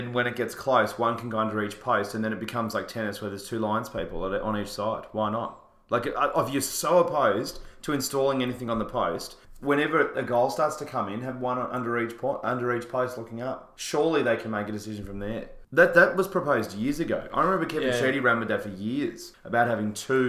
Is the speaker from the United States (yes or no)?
no; Victoria, Australia; Victorians want to see good football.